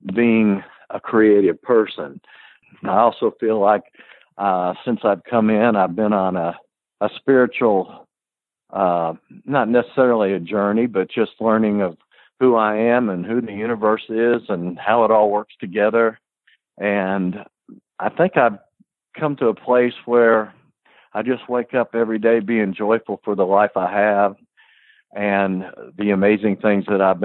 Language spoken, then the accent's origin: English; Woodstock, New York, United States; moved away; also born or lived in Kentucky; I grew up in Woodstock, New York